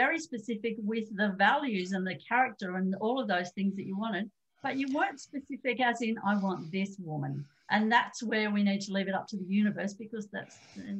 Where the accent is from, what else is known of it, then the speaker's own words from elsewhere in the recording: Australia; I'm an Aussie.